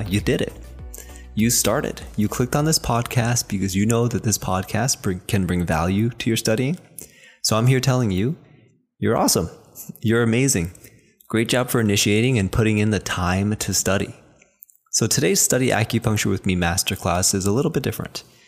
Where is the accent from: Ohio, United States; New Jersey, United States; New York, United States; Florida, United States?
New Jersey, United States; first language Chinese; English is a second language; even though I was born in, you know, New Jersey, I was raised speaking Chinese, and I went to school without a lick of English.